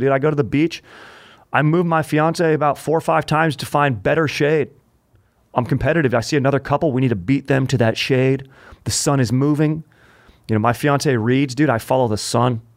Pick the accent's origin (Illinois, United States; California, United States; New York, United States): California, United States; Orange County; I grew up in Orange County